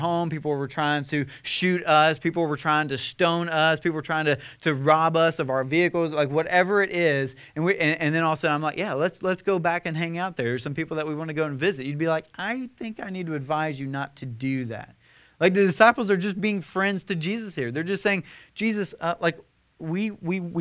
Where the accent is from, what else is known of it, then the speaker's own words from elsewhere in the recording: Nashville, Tennessee, United States; we're from the Bible Belt, Nashville, Tennessee